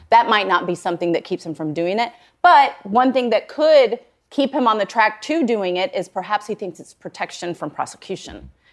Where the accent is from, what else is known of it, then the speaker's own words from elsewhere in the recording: Puerto Rico; moved away; I grew up in Puerto Rico